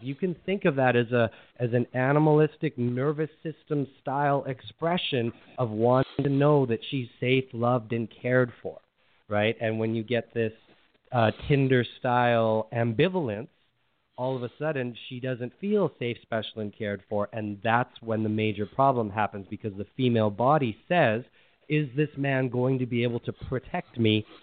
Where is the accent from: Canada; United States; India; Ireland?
Canada; Edmonton, Alberta; I'm from Canada. Yeah, Edmonton, Alberta, Canada